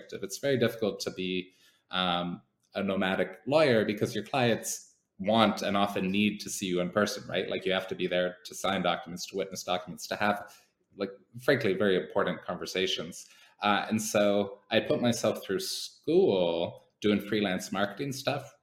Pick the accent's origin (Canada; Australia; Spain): Canada; moved away; as a Canadian